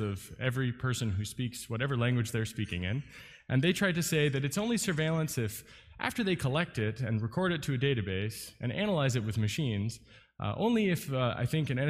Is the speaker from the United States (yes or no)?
yes; United States; As an American